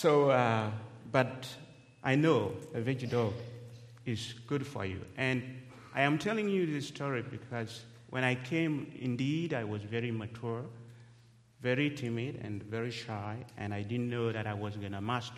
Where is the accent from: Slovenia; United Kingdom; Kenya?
Kenya; English is a second language; moved away as an adult